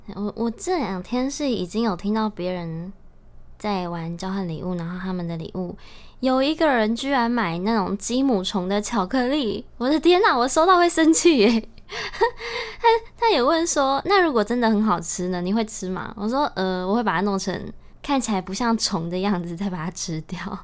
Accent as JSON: {"language": "Chinese", "region": "Taitung County", "country": "Taiwan", "tie": "born or raised there", "said": "身为台东小孩更是习惯吧"}